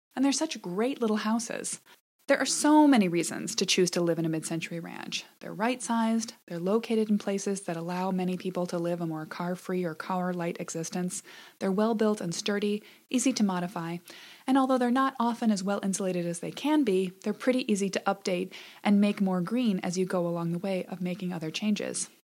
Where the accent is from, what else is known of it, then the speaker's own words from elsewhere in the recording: Madison, Wisconsin, United States; moved away as an adult; also born or lived in Chicago; move back to Madison, Wisconsin, my hometown